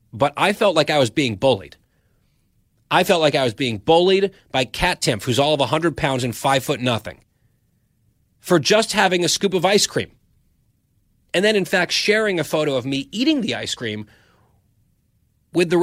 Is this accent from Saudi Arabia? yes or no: yes; Saudi Arabia; I was born in Saudi Arabia